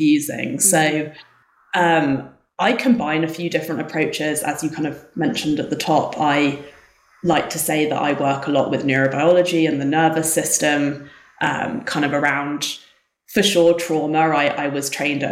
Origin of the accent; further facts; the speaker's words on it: England, United Kingdom; moved away as an adult; now in South Lake Tahoe, United States; as you can tell from the accent, I'm not from America. I grew up in England.